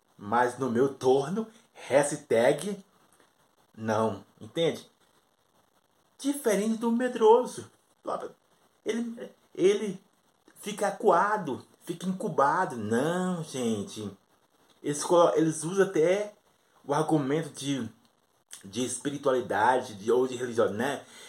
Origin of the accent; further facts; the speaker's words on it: Brazil; eu sou do Brasil